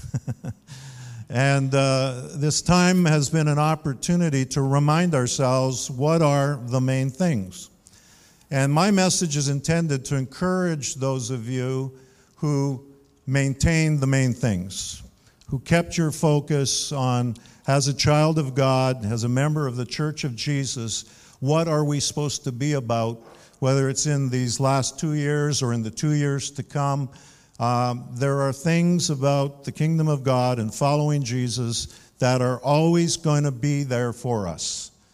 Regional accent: Canada; Now, I'm proudly Canadian. I identify with being a Canadian.

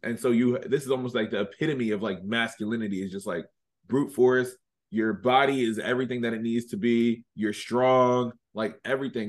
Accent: Reading, Pennsylvania, United States; moved away as an adult; now in Philadelphia, United States; born and raised in Redding, Pennsylvania. I've been living in Philly for the last three and a half years now

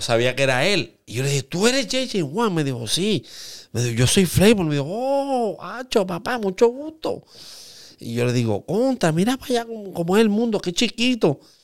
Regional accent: Aguadilla, Puerto Rico; todos somos de Aguadilla

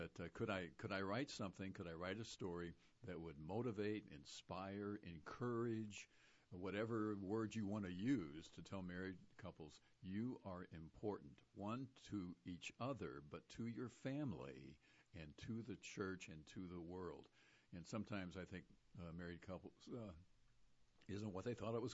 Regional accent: Ferguson, Missouri, United States; Judy and I, we both grew up in a little town in North St. Louis County. You maybe have heard of it, Ferguson.

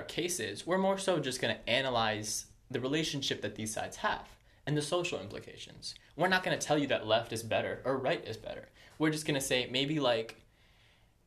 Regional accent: Maryland, United States; We're from Maryland. We're both from Maryland

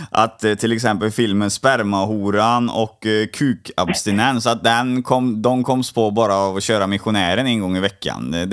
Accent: Poland; jag är ju polack också.

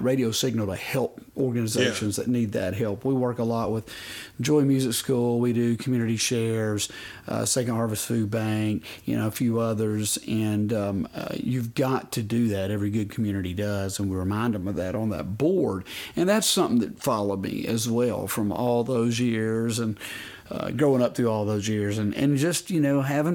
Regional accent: Greeneville, Tennessee, United States; my hometown Greenville

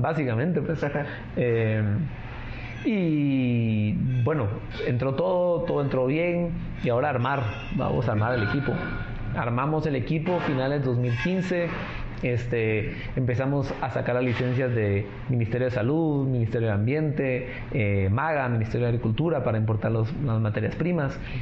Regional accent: Guatemala; como Chapín

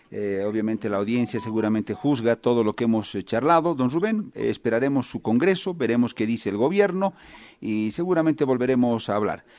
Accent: Bolivia

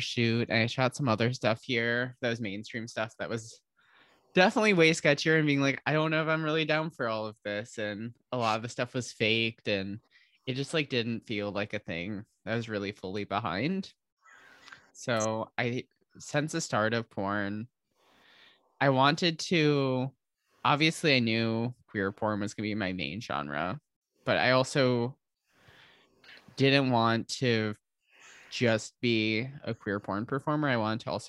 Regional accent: Holland, Michigan, United States; moved away as an adult; also born or lived in Grand Rapids, Michigan; now in San Francisco, United States; I'm from Holland, Michigan. I lived between there and Grand Rapids, which is like 30 minutes away my entire life.

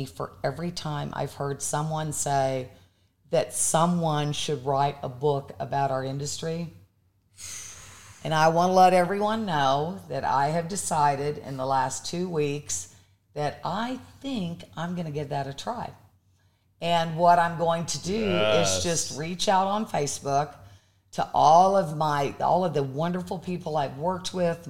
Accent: Pawnee, Oklahoma, United States; born or raised there; moved away

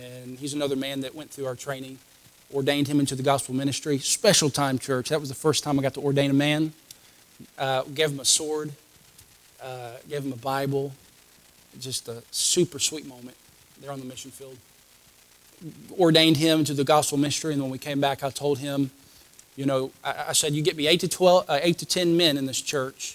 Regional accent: United States; I'm an American

